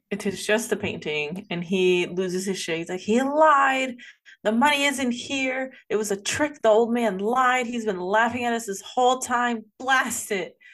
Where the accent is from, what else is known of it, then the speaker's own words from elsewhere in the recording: United States; I'm American